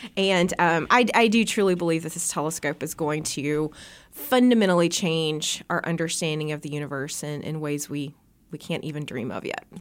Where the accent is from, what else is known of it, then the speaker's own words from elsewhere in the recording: Bee Branch, Arkansas, United States; moved away; Growing up in Bee Branch, actually, I grew up under a really dark sky